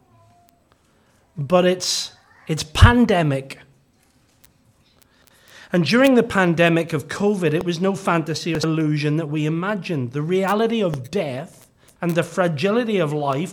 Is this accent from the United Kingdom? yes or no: yes; Northern Ireland, United Kingdom; growing up in Gospel Hall in Northern Ireland